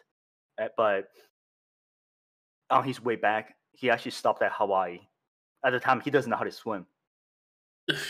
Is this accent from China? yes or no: yes; China; now in United States; I'm from China, born, raised there